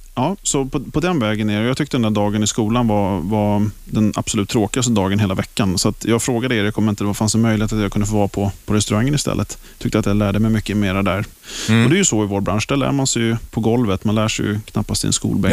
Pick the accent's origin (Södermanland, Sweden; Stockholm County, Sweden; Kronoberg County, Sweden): Stockholm County, Sweden; Stockholm; Jag kommer ifrån Stockholm. Jag är uppväxt i Hässelby, västerort